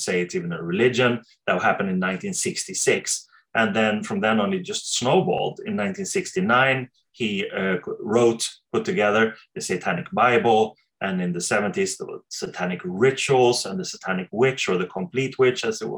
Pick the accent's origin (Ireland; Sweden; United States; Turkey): Sweden; I come from Sweden